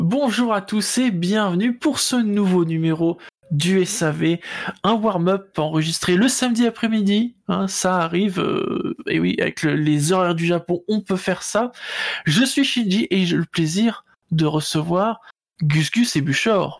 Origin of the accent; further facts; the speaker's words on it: Rouen, Normandy, France; quand on est de Rouen